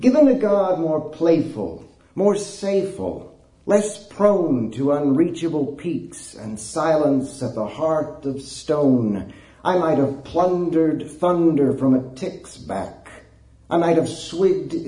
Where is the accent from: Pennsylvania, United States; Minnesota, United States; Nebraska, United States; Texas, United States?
Texas, United States; Snyder; I grew up in West Texas, in a little bitty town in West Texas called Snyder.